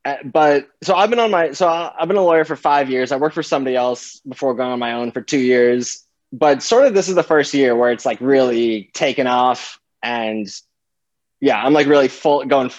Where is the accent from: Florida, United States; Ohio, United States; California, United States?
Florida, United States; South; I grew up in South Florida.